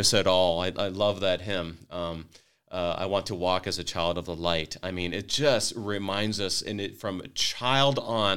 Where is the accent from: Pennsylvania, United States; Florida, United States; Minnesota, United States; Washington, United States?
Minnesota, United States; Wadena; I grew up in Wadena, Minnesota